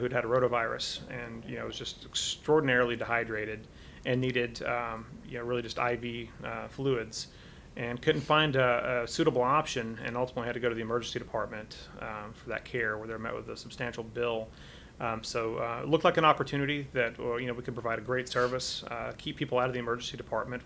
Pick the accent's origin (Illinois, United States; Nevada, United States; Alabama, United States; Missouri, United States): Alabama, United States; Athens; moved away as an adult; also born or lived in Decatur, Alabama / Chicago / Michigan / Phoenix; I was born in Decatur, Alabama. Grew up in a little town north of there, Athens, Alabama, kind of west of Huntsville